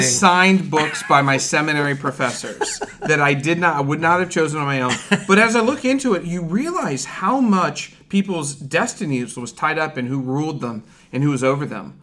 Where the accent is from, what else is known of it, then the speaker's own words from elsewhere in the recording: Ohio, United States; I'm from Ohio